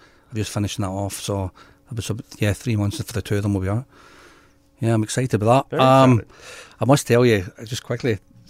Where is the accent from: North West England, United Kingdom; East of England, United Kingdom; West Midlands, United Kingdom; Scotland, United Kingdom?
Scotland, United Kingdom; now in Pilbara, Australia; I'm more Scottish.